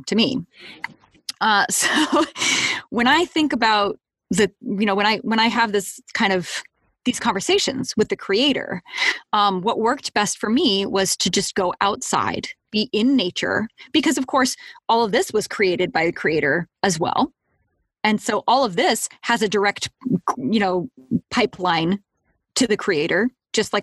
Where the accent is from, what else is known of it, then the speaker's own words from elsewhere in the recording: United States; also born or lived in Boulder, Colorado / Seattle area, Washington; I grew up in Boulder and in the Seattle area